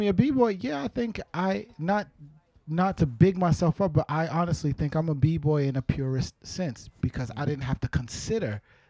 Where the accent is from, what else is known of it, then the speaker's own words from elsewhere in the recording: New York City, New York, United States; So I grew up in Brooklyn, New York. I was born in Brooklyn, New York, raised in Brooklyn, New York